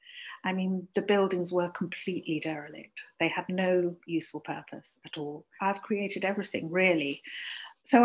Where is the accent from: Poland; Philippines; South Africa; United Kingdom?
United Kingdom; Leicestershire, East Midlands; also born or lived in London; now in Cotswolds, United Kingdom; I grew up in Leicestershire